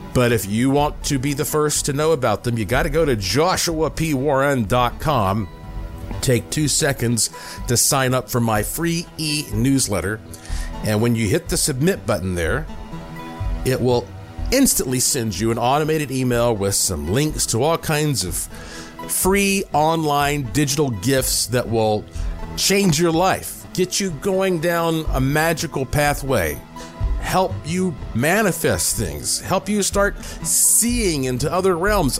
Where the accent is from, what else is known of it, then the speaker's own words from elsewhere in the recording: Western North Carolina, United States; I grew up in Western North Carolina